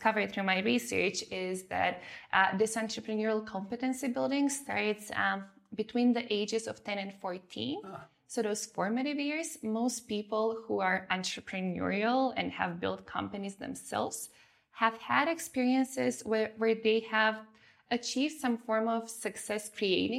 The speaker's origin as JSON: {"language": "English", "country": "North Macedonia", "tie": "born or raised there", "also_born_or_lived": "Germany", "moved": "yes", "said": "I grew up in Macedonia"}